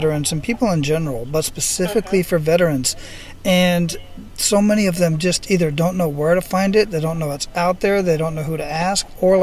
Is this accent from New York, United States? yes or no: no; Phoenix, Arizona, United States; because I'm from Phoenix